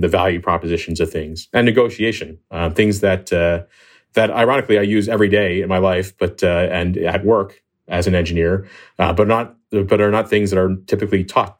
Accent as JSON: {"language": "English", "region": "Pennsylvania", "country": "United States", "tie": "born or raised there", "said": "I always liked the stars and looking up at the night sky from where I grew up in Pennsylvania."}